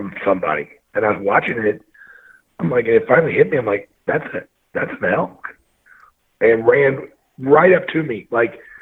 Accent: Missouri, United States; moved away as an adult; now in Montana, United States; I'm born and raised from Missouri.

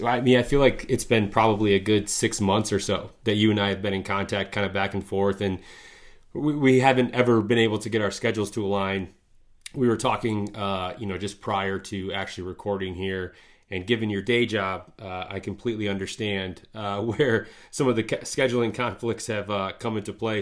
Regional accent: Midwest, United States; growing up in the Midwest here

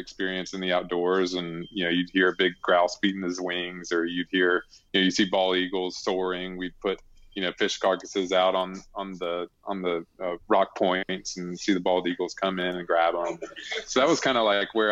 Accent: Alabama, United States; I grew up in Alabama

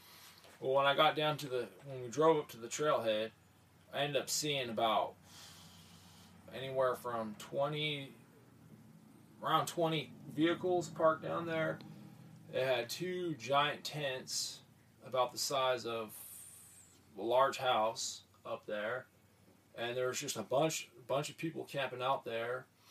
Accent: California, United States; Over in California, I was from the Central Valley where there's a lot of agriculture, lived out in the country, and a small town.

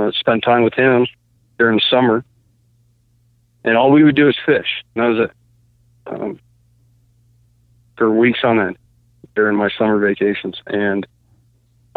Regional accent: Kalamazoo, Michigan, United States; I'm born and raised in Kalamazoo.

